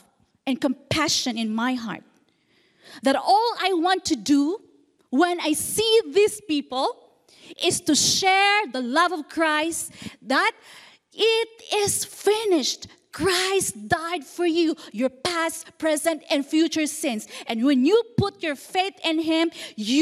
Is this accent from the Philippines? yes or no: yes; Philippines; moved away as an adult; now in Indonesia; I was born in a very small village, an island in the Philippines, in an underprivileged family, a poor family. We literally lived from hand to mouth